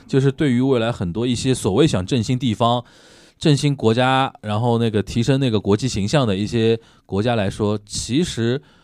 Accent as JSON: {"language": "Chinese", "country": "China", "said": "因为我们中国人也有点世博情节"}